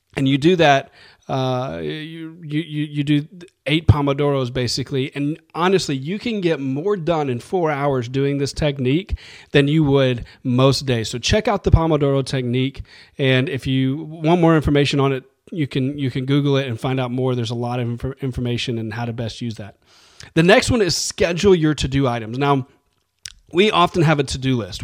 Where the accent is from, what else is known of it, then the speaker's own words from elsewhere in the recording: New Orleans, Louisiana, United States; I grew up in New Orleans, and we love carbs in New Orleans